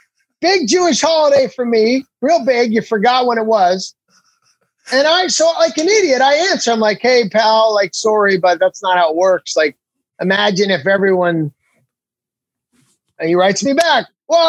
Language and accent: English; Canada; Because I say I'm a Canadian celebrity, and that's that right there.